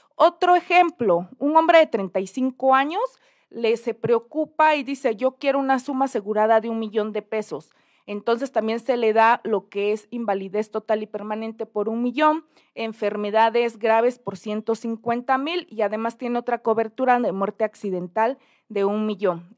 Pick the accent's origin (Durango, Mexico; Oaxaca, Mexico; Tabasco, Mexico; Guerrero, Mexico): Oaxaca, Mexico; mi bello Oaxaca